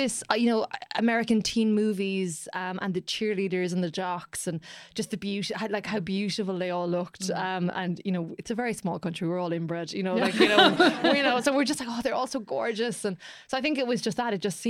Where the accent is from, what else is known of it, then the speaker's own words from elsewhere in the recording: Ireland; as Irish people